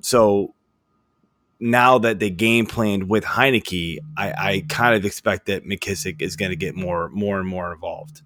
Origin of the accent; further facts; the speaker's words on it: Burke, Virginia, United States; moved away as an adult; now in Maryland, United States; like Fairfax, Burke, Virginia is where I grew up